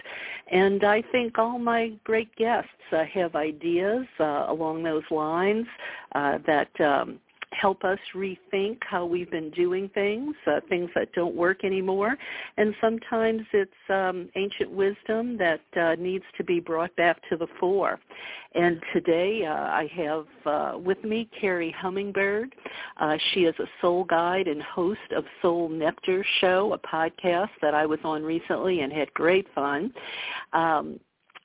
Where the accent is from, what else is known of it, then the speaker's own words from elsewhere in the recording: the South, United States; I'm from the South.